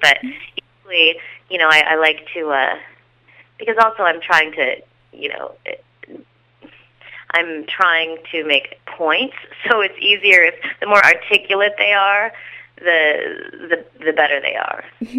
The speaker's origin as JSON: {"language": "English", "region": "Illinois", "country": "United States", "said": "Oh, well, I'm from Illinois, so they all kind of talk like that, like a version of Sarah Palin is how everybody where I'm from talks."}